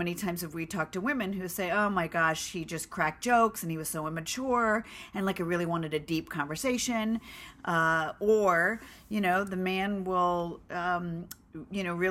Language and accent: English; Los Angeles, California, United States; we're from Los Angeles